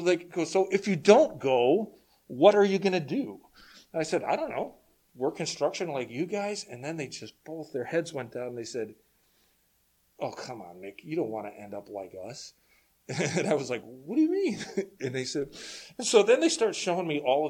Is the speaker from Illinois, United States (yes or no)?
yes; Chicago, Illinois, United States; now in Minnesota, United States; I actually grew up in Chicago, but we have no family there anymore